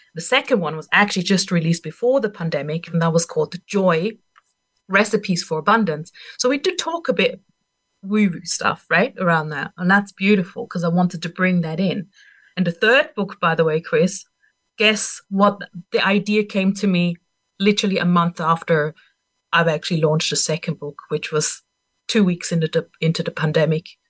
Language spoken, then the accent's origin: English; Austria; English is a second language; moved away; I'm not even a native English speaker. I'm from Austria originally